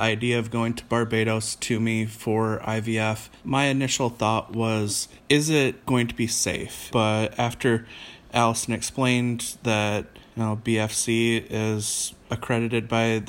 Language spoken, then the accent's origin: English; Michigan, United States; moved away; I'm originally from Michigan.